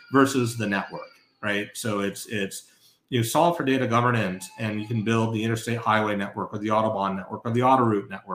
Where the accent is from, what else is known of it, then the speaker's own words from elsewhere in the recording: Northeast, United States; I grew up in the Northeast, New York Thruway or the Mass Pike